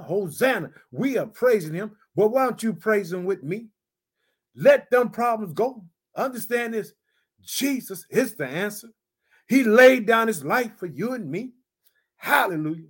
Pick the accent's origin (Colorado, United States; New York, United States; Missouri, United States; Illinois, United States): Illinois, United States